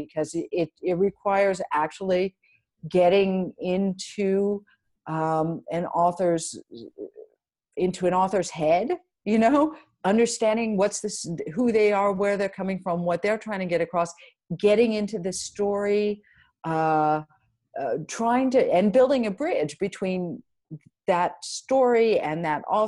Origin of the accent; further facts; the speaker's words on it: United States; now in France; I'm American and that's where I grew up and that's my culture